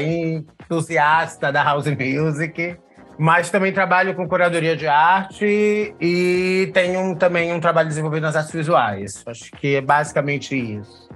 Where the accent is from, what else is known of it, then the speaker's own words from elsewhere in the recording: Recife, Pernambuco, Brazil; now in São Paulo, Brazil; sou recifense, vivendo em São Paulo